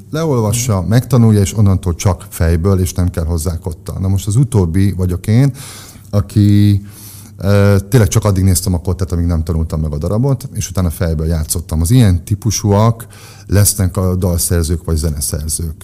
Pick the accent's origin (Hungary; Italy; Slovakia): Hungary; Győr, Győr-Moson-Sopron; győri születés vagyok, Győrben nőttünk fel, ott kezdtem el az iskolát, ott jártam óvodába, iskolába, aztán kiköltöztünk falura négy évre.